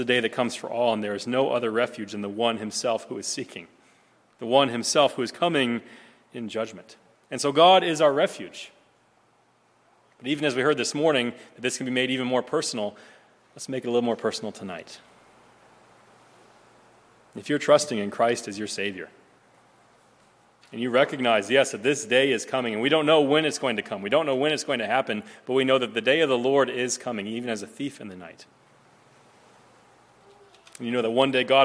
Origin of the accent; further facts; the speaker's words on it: Nebraska, United States; growing up in Nebraska